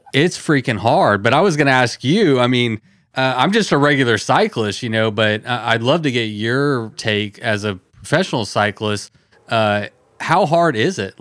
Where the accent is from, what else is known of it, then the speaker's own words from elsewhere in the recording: Texas, United States; I'm from Texas